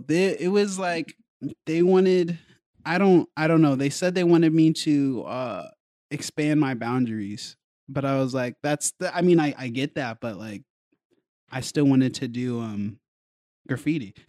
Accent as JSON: {"language": "English", "region": "Colorado", "country": "United States", "tie": "born or raised there", "also_born_or_lived": "New York", "moved": "yes", "said": "I was raised in Colorado"}